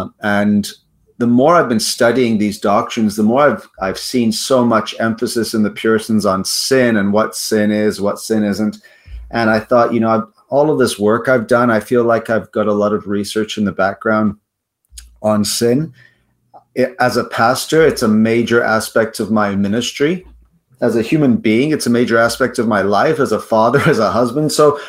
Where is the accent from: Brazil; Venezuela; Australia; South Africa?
South Africa; also born or lived in United States / Netherlands; now in Canada; Yeah, I hail from South Africa, but I've lived in Canada most of my life.